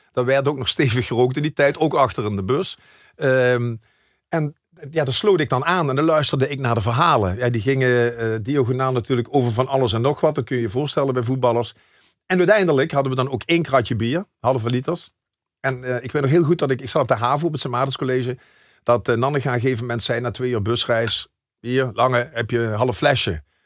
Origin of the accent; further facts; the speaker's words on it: Maastricht, Limburg, Netherlands; ik zie mij wel echt als een, ja, als een Maastrichtenaar